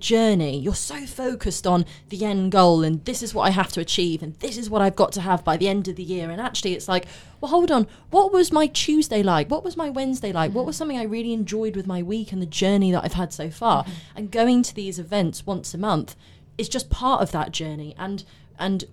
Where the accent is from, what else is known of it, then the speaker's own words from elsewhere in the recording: Bournemouth, South West England, United Kingdom; I'm from Bournemouth